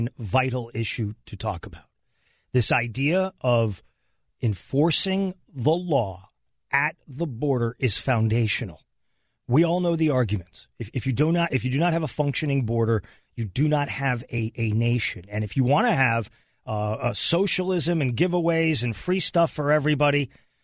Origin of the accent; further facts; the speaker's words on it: El Paso, Texas, United States; I grew up on the border. I grew up in El Paso, Texas